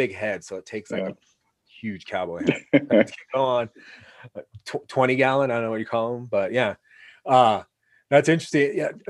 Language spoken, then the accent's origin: English; Oregon, United States; I grew up in Oregon